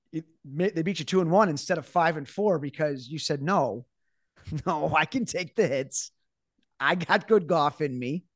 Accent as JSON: {"language": "English", "country": "United States", "said": "As an American"}